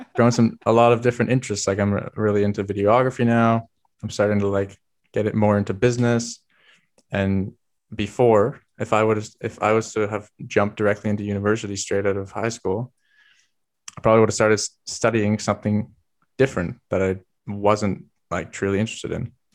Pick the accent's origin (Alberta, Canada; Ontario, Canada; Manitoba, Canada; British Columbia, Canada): British Columbia, Canada; Vancouver Island; moved away as an adult; now in Germany; I come from Vancouver Island